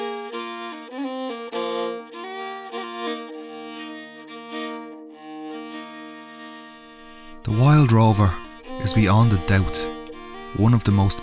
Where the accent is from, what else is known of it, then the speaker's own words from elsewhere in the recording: Ireland; being Irish